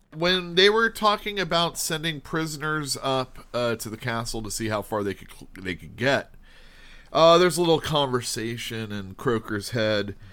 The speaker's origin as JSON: {"language": "English", "country": "United States"}